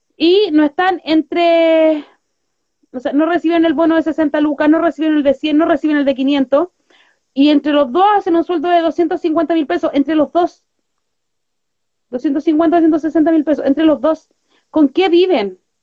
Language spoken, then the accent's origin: Spanish; Santiago, Santiago Metropolitan Region, Chile; Nosotros somos, de acá de Villa Francia. Nuestra radio es de Villa Francia